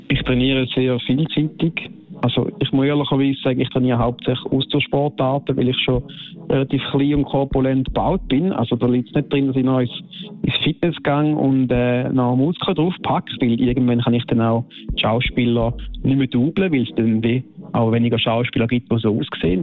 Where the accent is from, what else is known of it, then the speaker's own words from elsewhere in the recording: Switzerland; bei uns in der Schweiz ist das äh, eine Familie, eine Stammfamilie, wo wir kennen uns alle